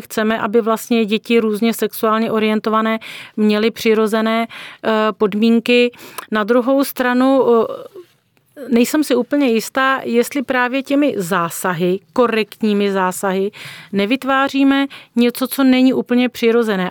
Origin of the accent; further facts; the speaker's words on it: Czechia; Jako Češi